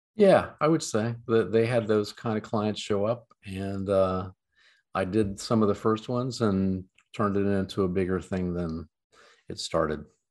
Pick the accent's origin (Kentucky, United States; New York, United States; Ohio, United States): Ohio, United States; London; now in Columbus, United States; a small town called London, seven thousand people in the middle of the Corn Belt